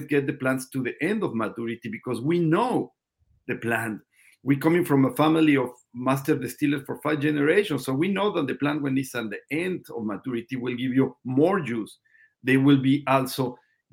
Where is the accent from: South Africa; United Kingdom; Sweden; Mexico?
Mexico; Mexico City; English is a second language; moved away as an adult; also born or lived in Paris, France; now in San Jose, United States; my friends who I grew up in Mexico City